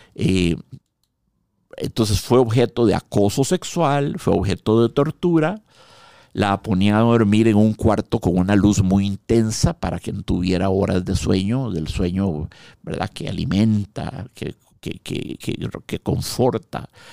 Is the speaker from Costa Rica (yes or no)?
yes; Costa Rica; En el 79 salimos del Liceo Franco Costarricense